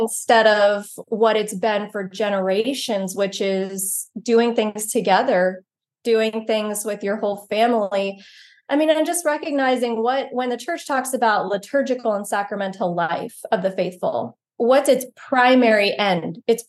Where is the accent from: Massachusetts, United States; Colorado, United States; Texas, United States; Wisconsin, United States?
Texas, United States; So we're very Southern, and I grew up in East Texas.